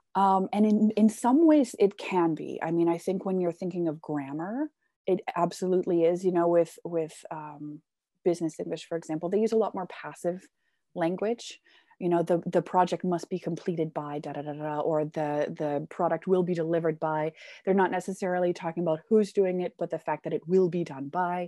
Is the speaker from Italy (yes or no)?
no; Canada; now in Germany; I come from Canada, but I've lived all over the world